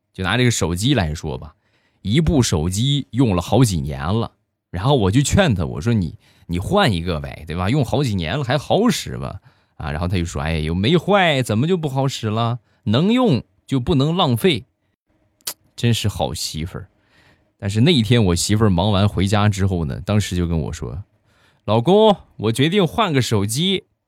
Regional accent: Shandong, China; 我呢山东人

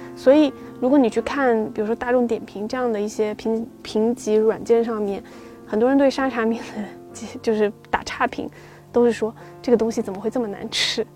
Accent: Xiamen, Fujian, China; first language Mandarin; moved away; also born or lived in Fuzhou; 我真的小时候在厦门

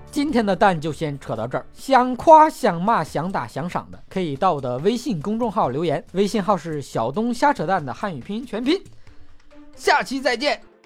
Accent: China; 被我们中国人吃成濒临物种

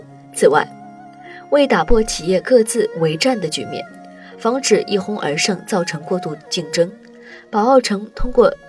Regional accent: Shantou, Guangdong, China; 我是汕头人，我们老家是玩具的生产制造加工中心，产量大概占全球总产量的百分之三十。

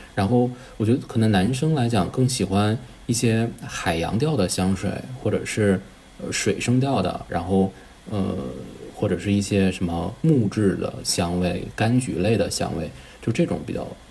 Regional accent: northern China, China; 我是北方人，其实北方本身就挺干的

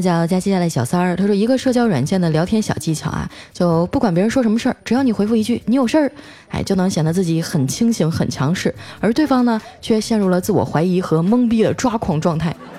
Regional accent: Harbin, Heilongjiang, China; now in Shanghai, China; 我就代表我们美丽的哈尔滨

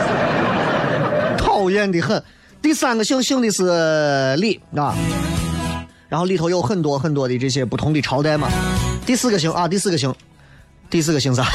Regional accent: Xi'an, Shaanxi, China; 我们西安的这个什么人均G D P是多少的一个城市

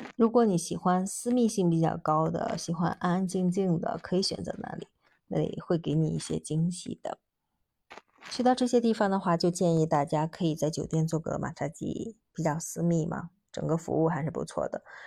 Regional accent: China; 我们中国人喜欢扎堆儿的地方

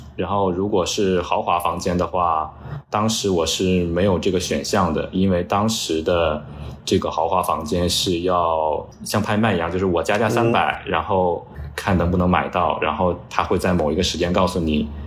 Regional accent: Hebei, China; now in New York, United States; 我的老家河北

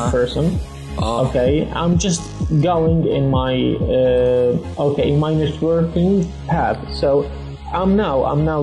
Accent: Jordan; I'm from Jordan. Okay, I'm 24 years old.

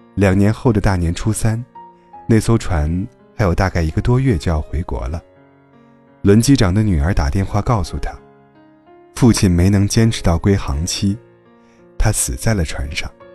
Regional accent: Hebei, China; moved away as an adult; now in Xi'an, China; 我老家是河北的

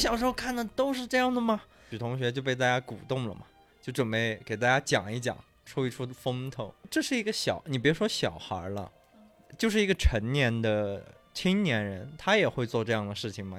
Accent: Yunnan, China; 我们是云南人

